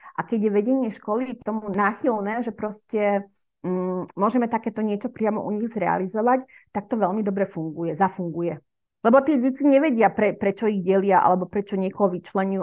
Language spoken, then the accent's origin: Slovak; Slovakia; ja som Slovenka